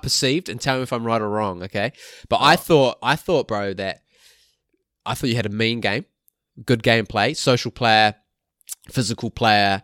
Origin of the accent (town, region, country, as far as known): New Zealand; now in Australia